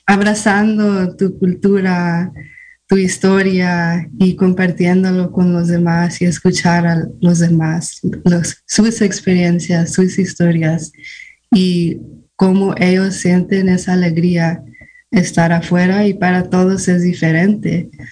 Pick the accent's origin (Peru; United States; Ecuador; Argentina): United States; Fort Bragg, California; also born or lived in Guadalajara, Jalisco, Mexico; yo nací en Guadalajara, Jalisco, México, pero me trajeron aquí a Fort Prague, California, cuando tenía 11 meses. Entonces me crecí aquí casi toda mi vida